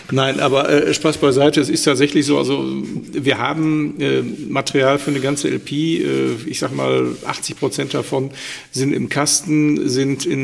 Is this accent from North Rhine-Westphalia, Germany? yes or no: yes; Schwelm, North Rhine-Westphalia, Germany; born there; Ich bin gar nicht in Wuppertal geboren.